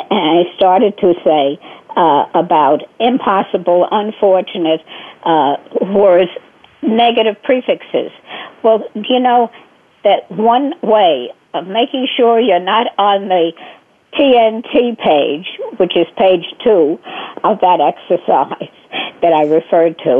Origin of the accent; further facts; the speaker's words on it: New York City, New York, United States; also born or lived in Bronx, New York; I was born in the Bronx, and until I guess third or fourth or fifth grade, did I move to Brooklyn, and I've been in Brooklyn ever since.